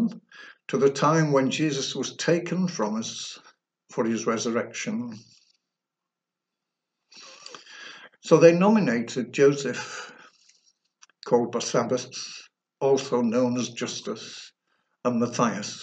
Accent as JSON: {"language": "English", "town": "Sheffield", "region": "Yorkshire and the Humber", "country": "United Kingdom", "tie": "born or raised there", "said": "I was born in Pitsmoor, an inner city part of Sheffield"}